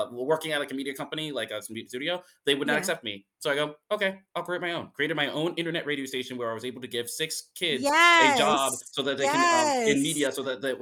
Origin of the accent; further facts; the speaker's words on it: Indiana, United States; moved away; that's still my home state